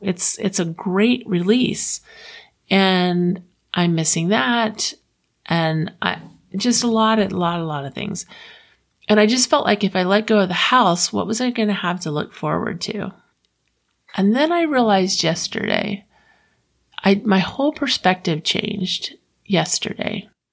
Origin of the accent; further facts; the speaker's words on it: Florida, United States; now in Utah, United States; I'm from Florida